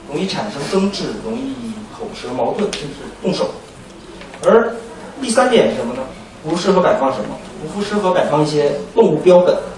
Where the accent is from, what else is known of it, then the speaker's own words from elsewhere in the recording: China; 我们中国人的房子一般都是有一个玄关